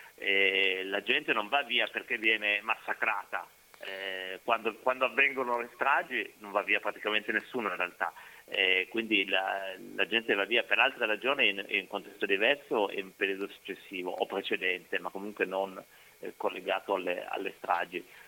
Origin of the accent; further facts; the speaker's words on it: Piedmont, Italy; io vengo dal Piemonte